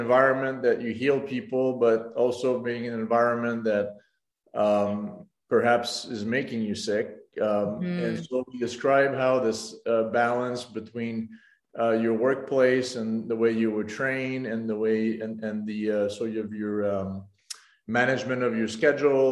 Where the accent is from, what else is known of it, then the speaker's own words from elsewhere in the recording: Canada; moved away as an adult; also born or lived in Montreal / Nashville; now in Rochester, United States; I'm French Canadian in origin.